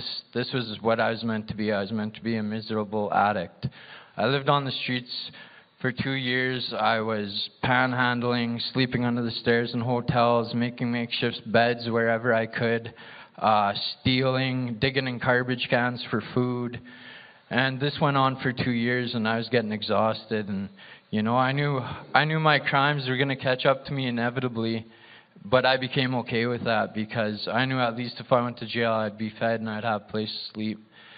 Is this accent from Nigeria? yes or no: no; Lloydminster, Saskatchewan, Canada; I was born in Saskatoon and raised in Lloydminster.